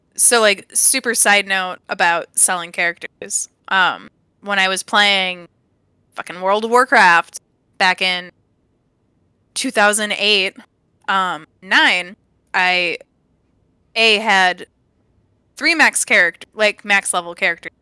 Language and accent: English; Evergreen Park, Illinois, United States; also born or lived in California; now in Upper Peninsula of Michigan, United States; I'm really from Chicago, I was born in Evergreen Park